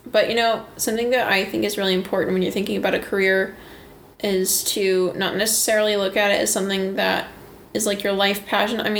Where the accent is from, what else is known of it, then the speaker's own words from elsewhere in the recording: Gig Harbor, Washington, United States; also born or lived in Port Orchard; I grew up in Gig Harbor and Port Orchard, uh, and my family moved about.